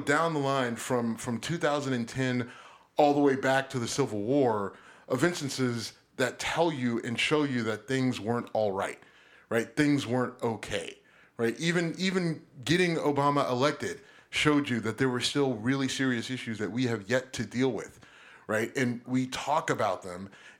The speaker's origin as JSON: {"language": "English", "country": "United States", "said": "I'm a patriot through and through. I'm an American. I love this country. I don't want to go anywhere else. I don't want to go back to Africa. You know why? Because I've never been to Africa."}